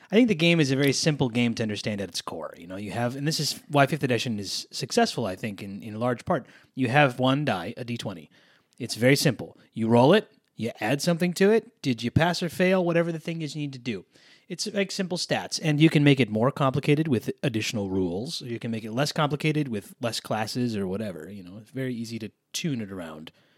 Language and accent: English; East Coast, United States; I grew up on the East Coast